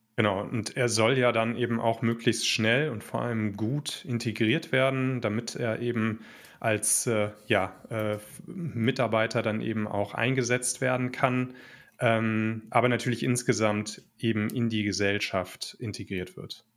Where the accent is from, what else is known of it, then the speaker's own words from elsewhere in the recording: Germany; wir selber ja schon als Deutsche